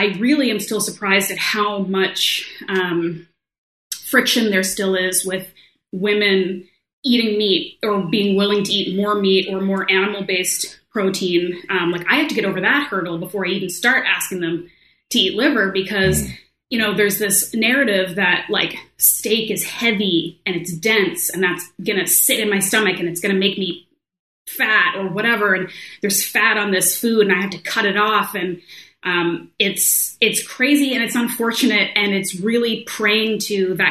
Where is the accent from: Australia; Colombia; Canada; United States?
Canada; I grew up in Canada